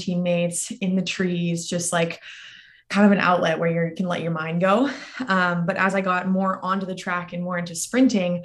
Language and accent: English; outside San Francisco, California, United States; moved away as an adult; also born or lived in Durham, North Carolina / Austin, Texas; I was born and raised right outside of San Francisco area, but compete for the Canadian team because my parents are both from Canada